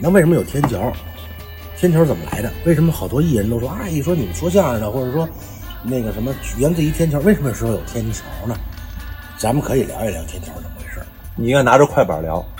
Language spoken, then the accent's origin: Chinese; Beijing, China; accent: Beijing accent; 我们是北京人